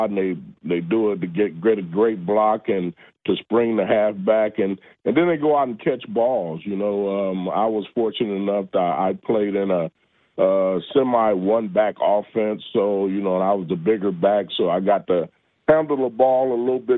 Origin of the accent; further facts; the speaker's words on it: California, United States; moved away as an adult; I came from California